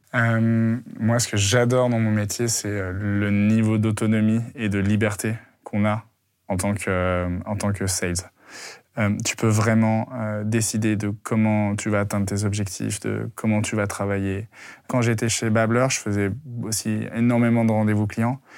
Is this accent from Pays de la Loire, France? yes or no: no; Lyon, Auvergne-Rhône-Alpes, France; je viens de la province, je viens de Lyon